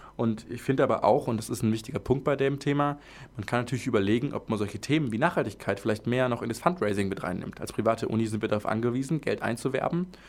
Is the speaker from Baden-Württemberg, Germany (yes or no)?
yes; Swabia, Baden-Württemberg, Germany; accent: Swabian; als Schwabe